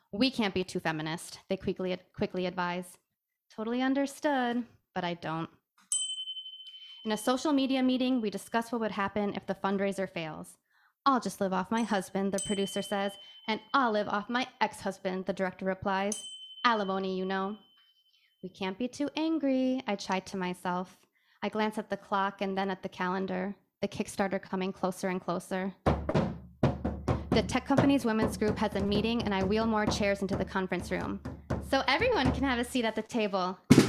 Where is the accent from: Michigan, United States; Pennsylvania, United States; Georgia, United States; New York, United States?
Michigan, United States; also born or lived in Iran; My hometown in Michigan, the many in Iran, or maybe the most recent one I'd found in...